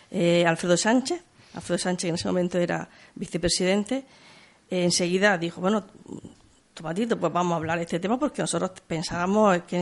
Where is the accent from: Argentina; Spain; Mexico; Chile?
Spain; si hago esto fuera de España, ...porque no lo voy a hacer en mi tierra?